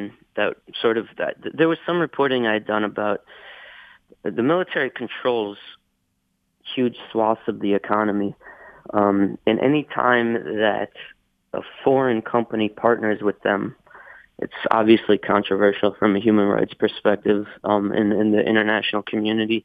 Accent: United States; moved away; also born or lived in Myanmar; being an American

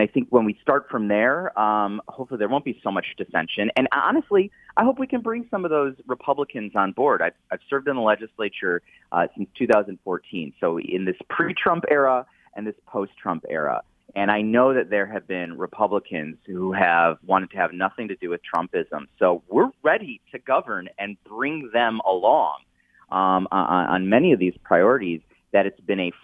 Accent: Southfield, Michigan, United States; my hometown Southfield

